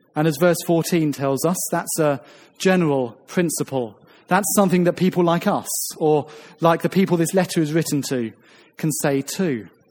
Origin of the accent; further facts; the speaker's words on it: Ramsgate, South East England, United Kingdom; now in St Albans, United Kingdom; When I moved from my hometown of Ramsgate down in the southeast coast to St. Albans